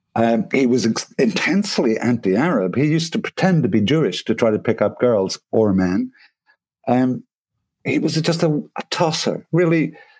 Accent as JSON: {"language": "English", "town": "Belfast", "region": "Northern Ireland", "country": "United Kingdom", "moved": "yes", "lives_now": "France", "said": "I come from Belfast."}